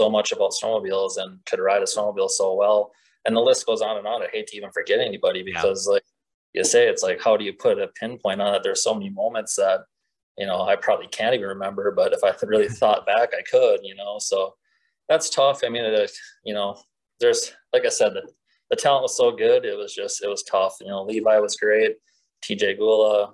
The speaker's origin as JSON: {"language": "English", "region": "Minnesota", "country": "United States", "tie": "born or raised there"}